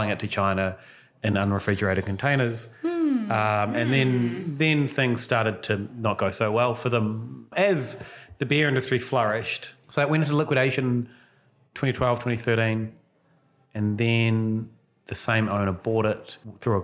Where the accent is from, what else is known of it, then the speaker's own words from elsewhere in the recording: Westport, West Coast, New Zealand; moved away as an adult; Westport? It's my hometown. My parents are still there.